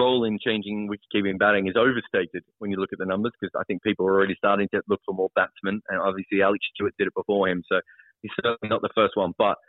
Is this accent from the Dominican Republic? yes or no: no; Australia; as an Australian